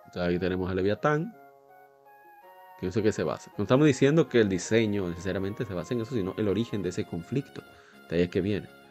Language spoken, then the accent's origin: Spanish; Dominican Republic; en mi país